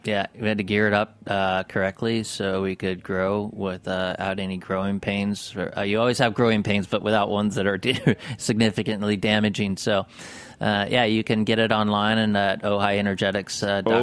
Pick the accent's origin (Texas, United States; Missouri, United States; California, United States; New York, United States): California, United States; Mammoth Lakes; I grew up in Mammoth